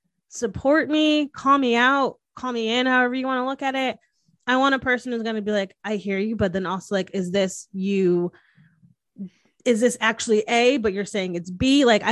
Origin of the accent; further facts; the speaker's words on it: Northeast, United States; I'm from the Northeast. I talk with my hands, obviously.